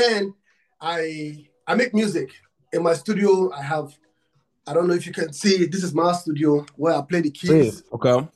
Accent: Nigeria; I'm from Africa, Nigeria. I'm from Nigeria

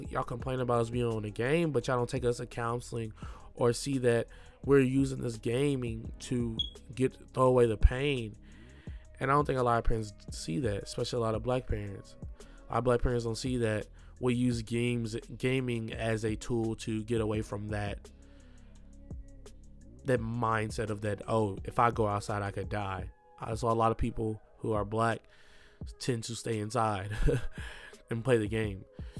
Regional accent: Milan, Lombardy, Italy; especially growing up in Milan.

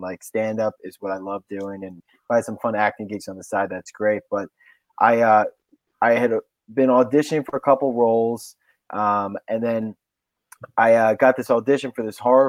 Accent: Philadelphia, Pennsylvania, United States; are you from Philly? And I'm like, yeah

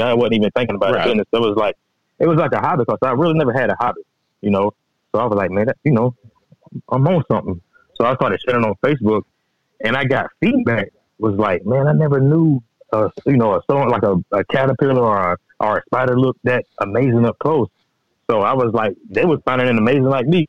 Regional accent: Register, Georgia, United States; now in Statesville, United States; I stay in Statesville. But I'm originally from Register. You know, there's nothing but woods out there.

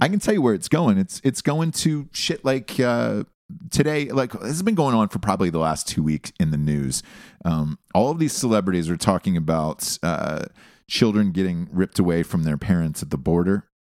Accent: United States

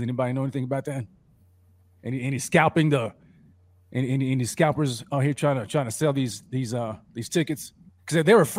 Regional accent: Tulsa, Oklahoma, United States; now in El Paso, United States; I was born in Tulsa, Oklahoma, 918, baby, stand up.

